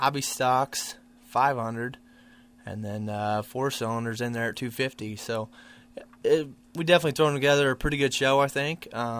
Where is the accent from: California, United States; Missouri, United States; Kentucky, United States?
Missouri, United States; Canton; Yeah, I'm from Canton, Missouri.